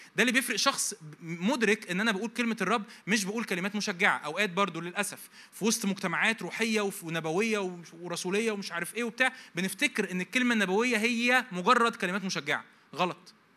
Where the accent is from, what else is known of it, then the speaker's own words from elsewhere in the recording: Egypt; عندنا في مصر